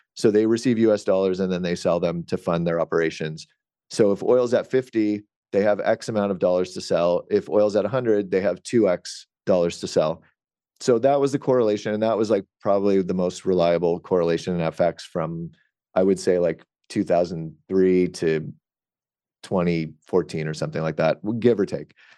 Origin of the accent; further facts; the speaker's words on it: Canada; I'm Canadian